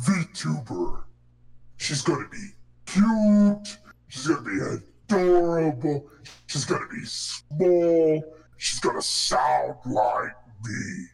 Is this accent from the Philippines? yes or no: yes; Philippines; Race war. We're Filipino. We're kind of between